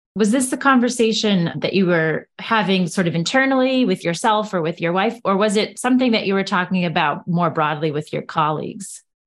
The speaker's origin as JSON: {"language": "English", "country": "United States", "said": "as an American"}